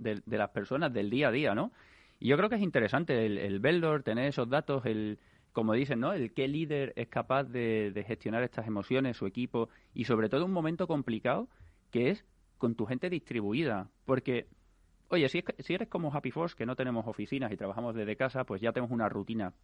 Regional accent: Seville, Andalusia, Spain; now in Madrid, Spain; yo soy de Sevilla, se nota, ¿no?

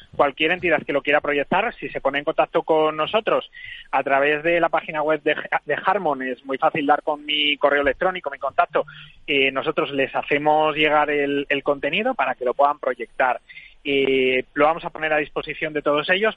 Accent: Cuéllar, Castile and León, Spain; en Cuellar, en la mm. provincia de Segovia, que es mi pueblo.

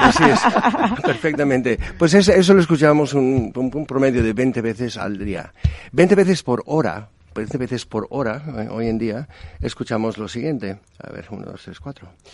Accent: United States; en Estados Unidos, soy estadounidense

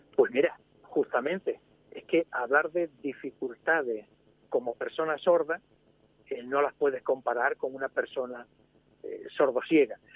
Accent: Spain; como español

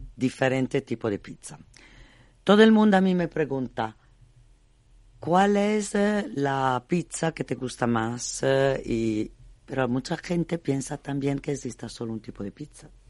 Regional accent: Bologna, Emilia-Romagna, Italy; Spanish is a second language; now in Spain; Yo vengo de Bolonia, soy emiliana

